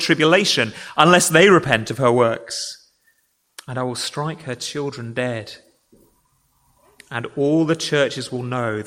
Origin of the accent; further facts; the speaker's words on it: England, United Kingdom; I am an Englishman